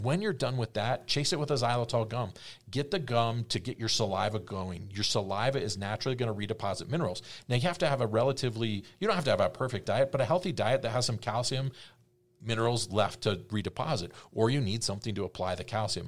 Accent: East Coast, United States; I grew up on the East Coast and I'm so West Coast

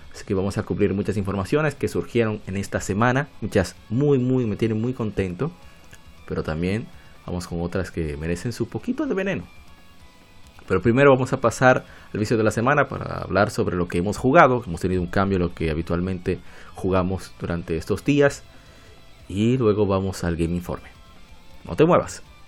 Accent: Dominican Republic; yo soy de República Dominicana

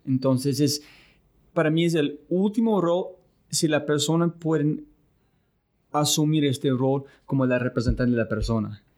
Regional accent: United States; Spanish is a second language; moved away; soy un gringo

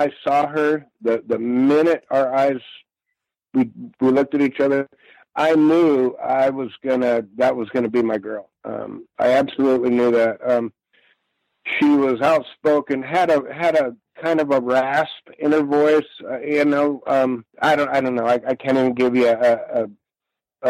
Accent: Long Beach, California, United States; we grew up in Long Beach

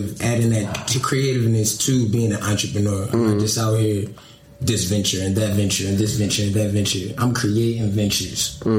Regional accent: Willow Grove, Pennsylvania, United States; also born or lived in Philadelphia; I was born in Philadelphia, but I moved outside of Philadelphia to a place called Willow Grove. Okay. Call it the county. So that's where like my roots really started at.

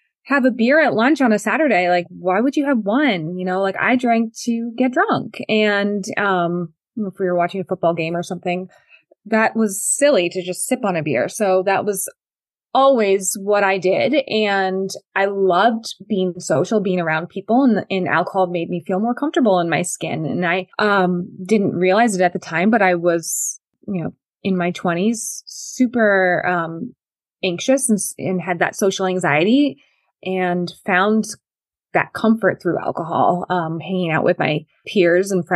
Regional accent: Connecticut, United States; I grew up in Connecticut

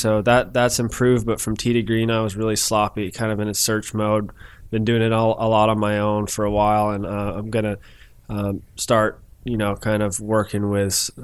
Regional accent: Kennesaw, Georgia, United States; also born or lived in Alpharetta, Georgia; I grew up in Kennesaw. So I went to Harrison High School.

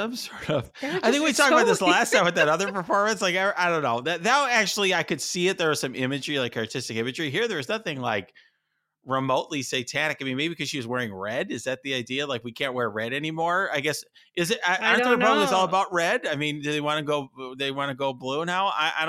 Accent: Chicago, Illinois, United States; Obviously I grew up in Chicago.

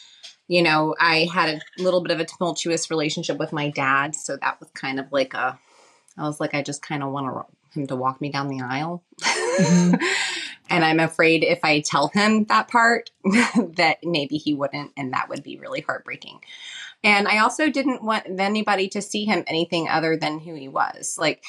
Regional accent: Southern United States, United States; moved away as an adult; I grew up in the South, which is not exactly the most accepting place for, you know, gay people, and my dad was a Methodist minister, so.

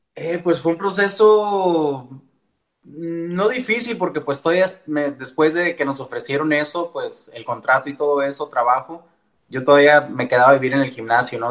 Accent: Tucson, Arizona, United States; first language Spanish; yo soy originario de Tucson, Arizona

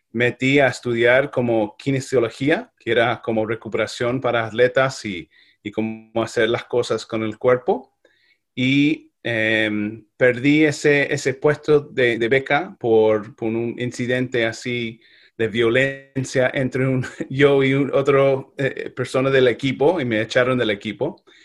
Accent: Ireland; Spanish is a second language; now in United States; Yo nací en Irlanda, eh, trabajé ahí eh, como niño irlandés hasta que el momento llegó a mudarme a Estados Unidos eh, con mi familia.

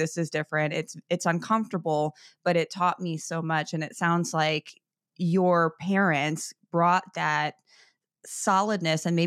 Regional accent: Chicago, Illinois, United States; I grew up in Chicago

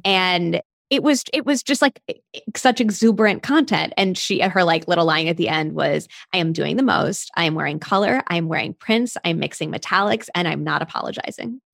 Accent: United States; I'm an American

